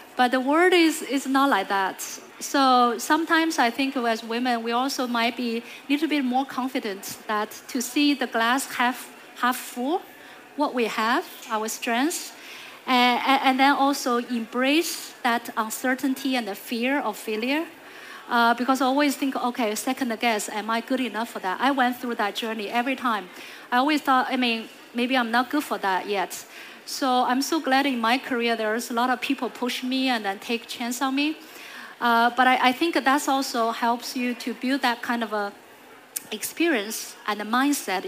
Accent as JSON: {"language": "English", "country": "China", "tie": "born or raised there", "moved": "yes", "said": "I grew up in China"}